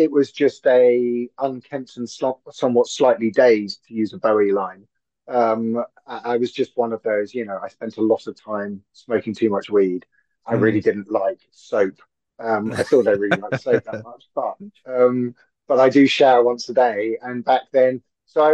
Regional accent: London, United Kingdom; I'm born and bred in Hackney. So I'm proper EastEnders.

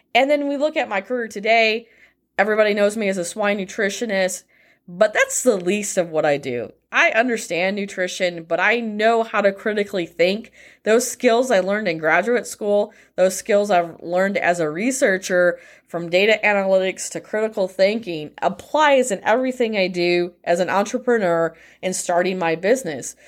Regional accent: United States; especially being an American

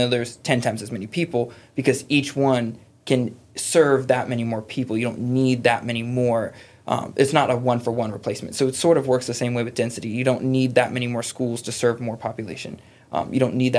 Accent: Chesapeake, Virginia, United States; I grew up in Grassfield in Chesapeake

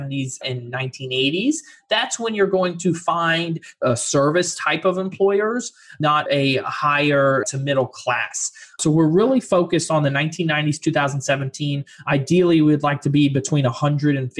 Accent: Fort Lauderdale, Florida, United States; also born or lived in Orlando, Florida; I'm originally from Florida, Fort Lauderdale, and I've lived around 4.5 years in Orlando.

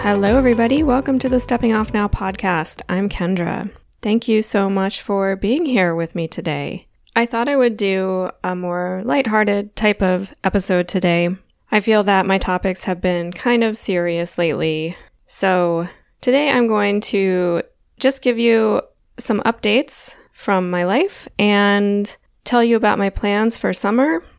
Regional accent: Wilmington, Delaware, United States; moved away; also born or lived in Florida; I grew up in Wilmington, Delaware

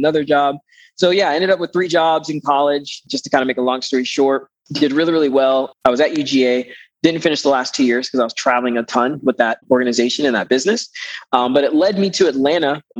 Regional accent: Panama; now in Greenville, United States; I live in Greenville, South Carolina. And I am originally from Panama, Central America

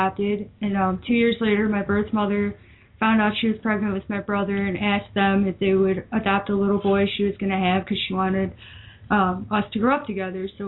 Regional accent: Woodstock, Illinois, United States; born or raised there; also born or lived in Baton Rouge, Louisiana

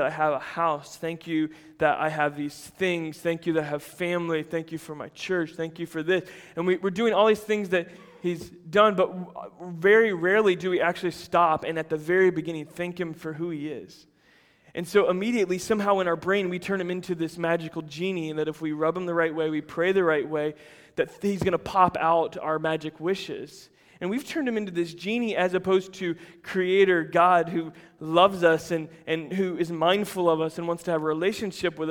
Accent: United States; as Americans

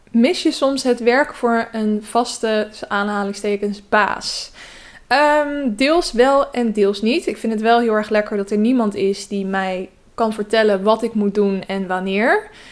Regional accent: Westland, South Holland, Netherlands; moved away; ik kom dus uit het Westland

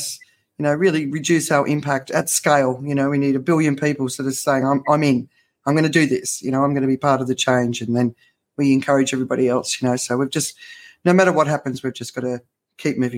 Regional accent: Australia; I grew up in Australia

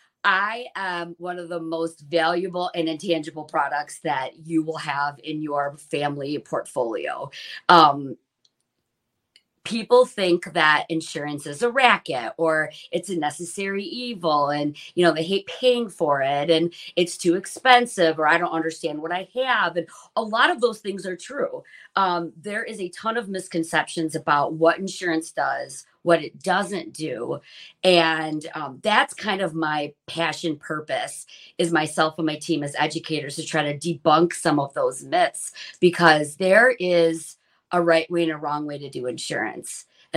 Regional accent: Shelby Township, Michigan, United States; own an insurance agency right in the community that I grew up in Shelby Township.

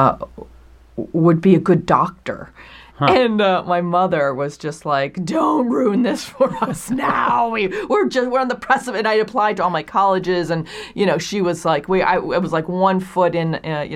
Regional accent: Hurley, New York, United States; Upstate New York, a tiny town called Hurley, which is a suburb of the metropolis of Kingston, New York.

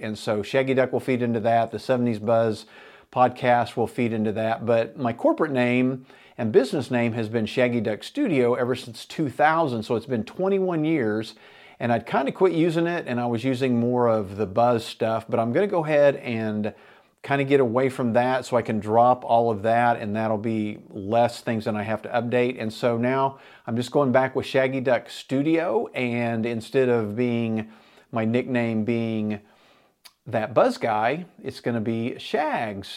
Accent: Enid, Oklahoma, United States; me and my buddies growing up in Enid, Oklahoma in the seventies

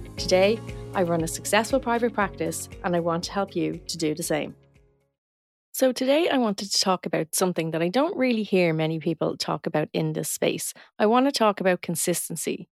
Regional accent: Dublin, Leinster, Ireland; accent: north side Dublin; I'm from a part of Dublin, Ireland, and I'm from the north side of the city, and we have a very distinct accent

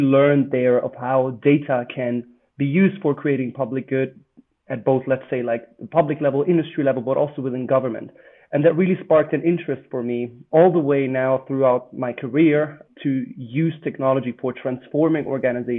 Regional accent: Germany; moved away as an adult; also born or lived in Italy / Netherlands / Cambridge; I'm actually Italian, but I spent not very much time in Italy. I grew up mostly in Germany

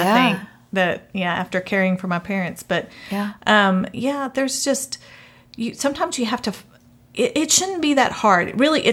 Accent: Texas, United States; I grew up in Texas

